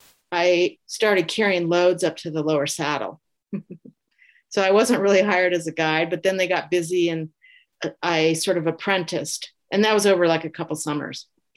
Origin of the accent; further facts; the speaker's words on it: Oakland, California, United States; moved away; also born or lived in Wyoming; I grew up in the Bay Area in California, Oakland.